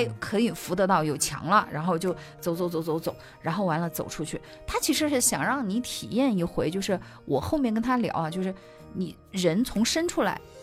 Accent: Sichuan, China; now in Yunnan, China; 我们四川那边叫熊家婆

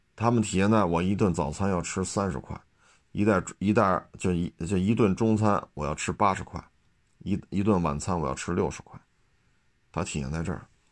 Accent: Beijing, China; 就以我四十多岁啊，生在北京，长在北京

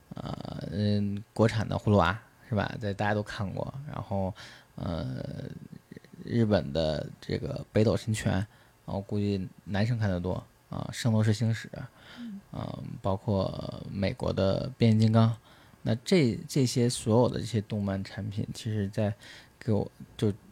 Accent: China; 对于我们中国人来讲

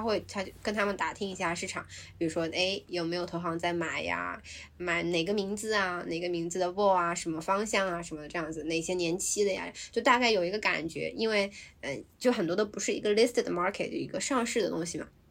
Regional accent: China; now in Hong Kong; 我们组里只有我一个中国人

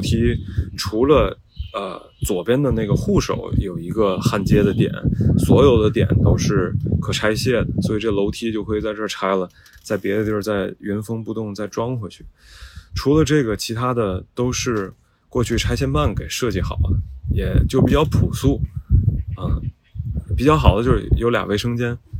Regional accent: Tianjin, China; now in Beijing, China; 我是天津人，呃，我成长环境就是这样的，我也是在这种四合院长大的

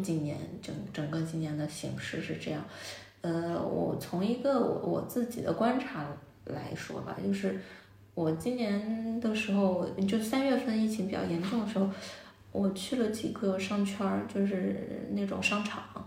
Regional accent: Jiangsu, China; now in Beijing, China; 我是江苏人

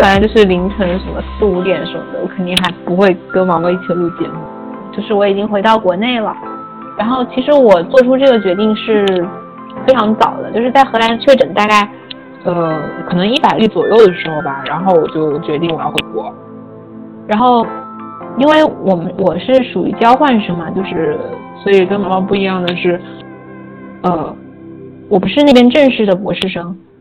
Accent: China; moved away as an adult; now in Netherlands; 作为中国人，因为你知道国内的情况嘛

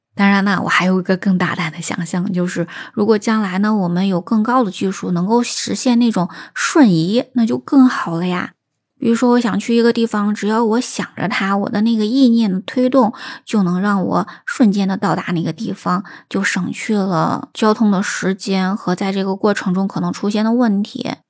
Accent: China; 我们中国人

